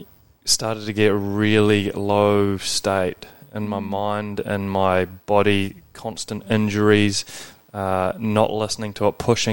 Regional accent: New Zealand; moved away as an adult; also born or lived in Scotland / Australia; I grew up in New Zealand, went to a rugby school

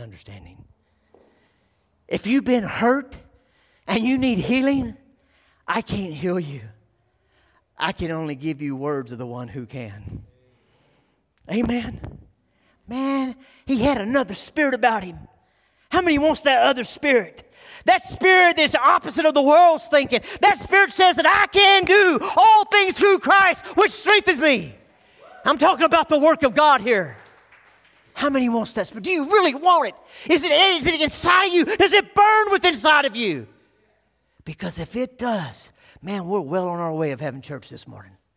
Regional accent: Texas, United States; moved away; I'm a Texas boy, I was born in Texas

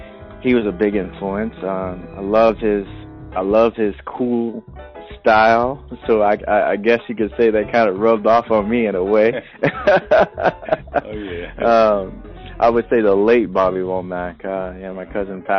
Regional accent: New Orleans, Louisiana, United States; now in Seattle, United States; I'm originally from New Orleans, Louisiana. I migrated to Seattle, Washington, currently, and times growing up was really, really, really hard.

